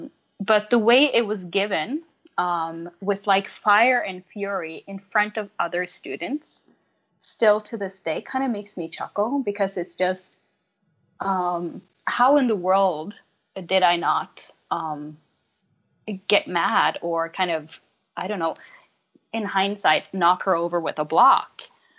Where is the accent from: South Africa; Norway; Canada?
Norway; first language Norwegian; English is a second language; So obviously my mother tongue is Norwegian, but I teach in English.